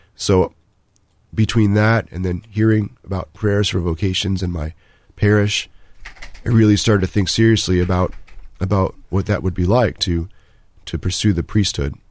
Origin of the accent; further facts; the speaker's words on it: Maryland, United States; also born or lived in Northern Virginia; now in Columbus, United States; I was born in Northern Virginia, um, grew up mostly in Maryland, so the Washington, D C area